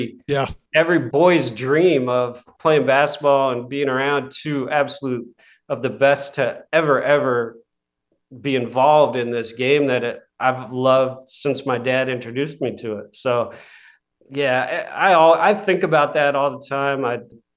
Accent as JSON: {"language": "English", "town": "Seattle", "region": "Washington", "country": "United States", "tie": "born or raised there", "moved": "yes", "said": "I came from Seattle. I was the smallest, scrawniest kid trying to play basketball"}